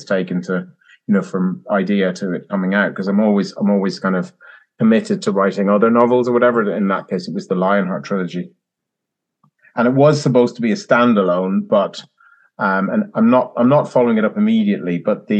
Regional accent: Ireland; now in England; I'm Irish.

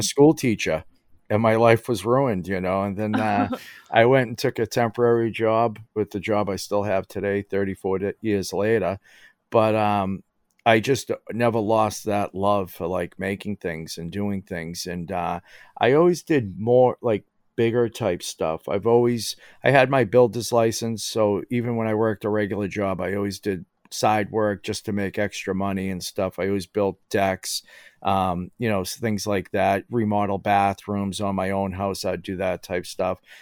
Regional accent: Somerville, Massachusetts, United States; I grew up in Somerville

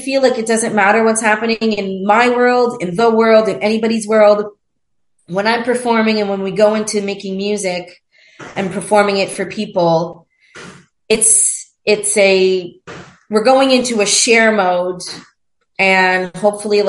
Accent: Montreal, Quebec, Canada; moved away as an adult; also born or lived in Toronto / Mexico; in Montreal, my hometown

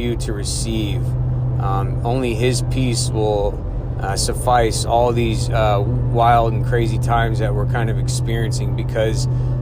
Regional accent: United States; I was born in the United States

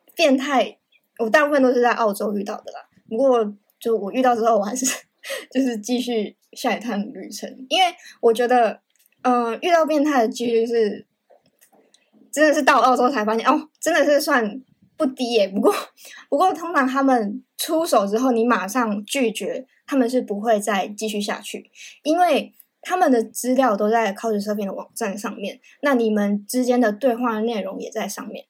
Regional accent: Taiwan; 我是台湾人

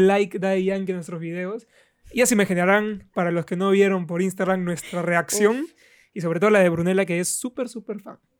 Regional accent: Iquitos, Loreto, Peru; yo vengo de Iquitos, de provincia.

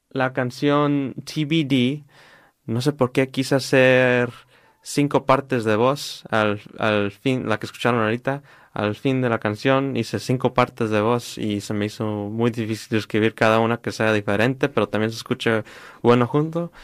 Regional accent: Riverside, California, United States; creciendo aquí en Riverside y en uh, California

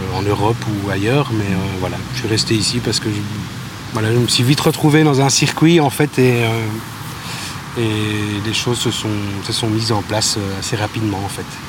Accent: Bouillon, Wallonia, Belgium; moved away as an adult; also born or lived in Libramont; now in Brussels, Belgium; j'ai grandi à Bouillon, ou en tout cas dans les environs, pendant... Je suis parti à mes 18 ans

